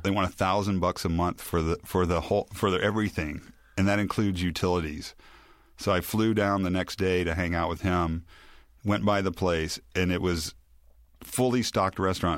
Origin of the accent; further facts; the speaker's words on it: Memphis, Tennessee, United States; moved away; also born or lived in New Orleans; I grew up in Memphis in the seventies